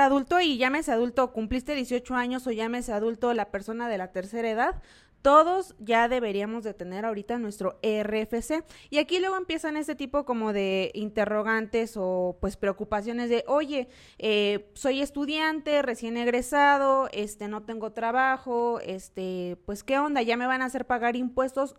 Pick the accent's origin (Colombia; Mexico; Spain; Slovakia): Mexico; como mexicanos